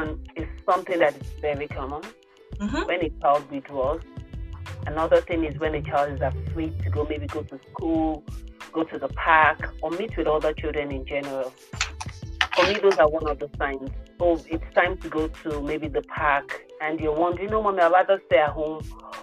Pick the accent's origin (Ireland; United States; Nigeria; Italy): Nigeria; moved away as an adult; now in Canada; For only you understand this, for most of our children when we come from Nigeria, they've done definitely more than the curriculum that they meet in Canada.